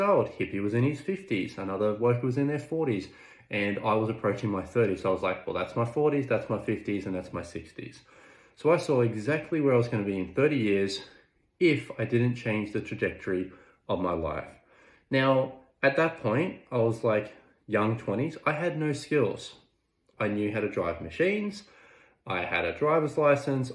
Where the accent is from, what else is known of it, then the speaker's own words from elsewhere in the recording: Orange, New South Wales, Australia; I was working in my hometown at Orange, New South Wales